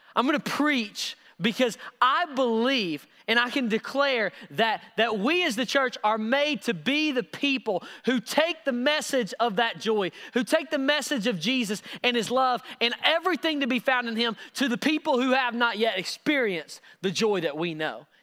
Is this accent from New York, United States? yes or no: no; Knoxville, Tennessee, United States; I'm from Knox